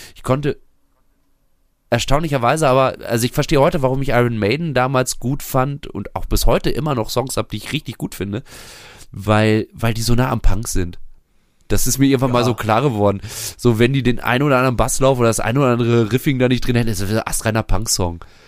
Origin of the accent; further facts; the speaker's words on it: Bünde, North Rhine-Westphalia, Germany; also born or lived in Bielefeld; meiner Heimatstadt Bünde